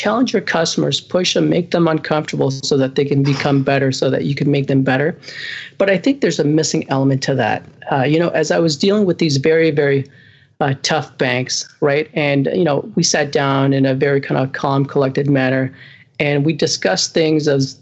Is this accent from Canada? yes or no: yes; Canada; I'm Canadian.